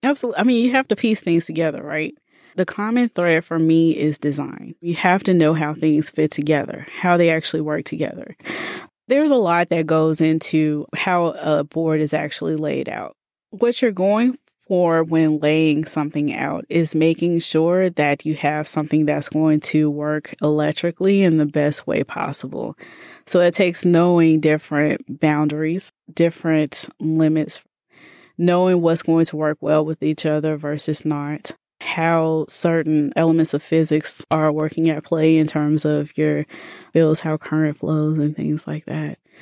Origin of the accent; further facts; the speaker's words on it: Birmingham, Alabama, United States; moved away as an adult; also born or lived in Tallahassee, Florida / Iowa; now in Bay Area, United States; born and raised in Birmingham